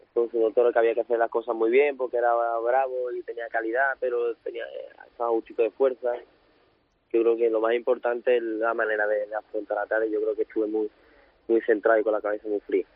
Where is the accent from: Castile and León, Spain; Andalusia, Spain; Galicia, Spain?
Andalusia, Spain; Seville; que soy de aquí, de Sevilla